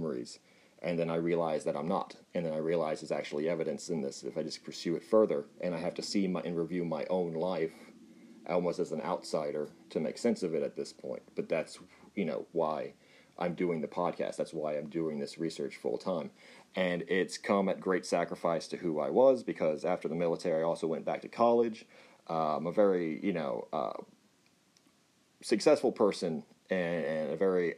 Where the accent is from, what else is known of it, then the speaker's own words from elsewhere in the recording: Texas, United States; Yes, I am Texan